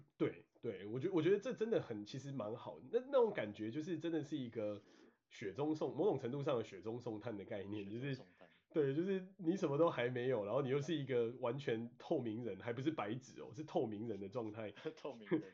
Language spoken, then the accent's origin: Chinese; Taiwan; moved away as an adult; also born or lived in Washington State, United States; now in Washington, United States; 身为台湾人真的有蛮多好处